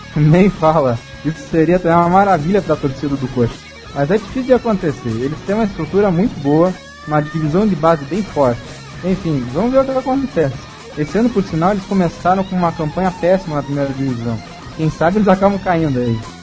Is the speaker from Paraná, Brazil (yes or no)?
yes; Curitiba, Paraná, Brazil; eu sou de Curitiba